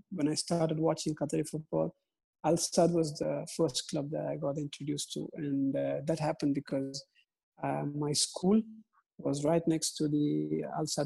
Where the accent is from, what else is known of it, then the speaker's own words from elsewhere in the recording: India; it's from my home country india